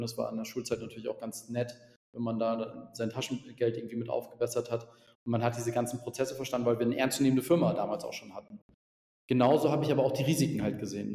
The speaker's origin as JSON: {"language": "German", "region": "Mecklenburg-Vorpommern", "country": "Germany", "also_born_or_lived": "Berlin / Ingolstadt", "moved": "as an adult", "said": "aus äh, Mecklenburg-Vorpommern, wo man relativ wenig äh, Menschen"}